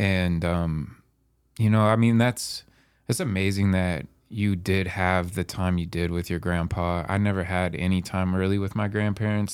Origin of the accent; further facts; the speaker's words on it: Medical Lake, Washington, United States; I'm from Medical Lake. We used to play, you know, Colville in sports all the time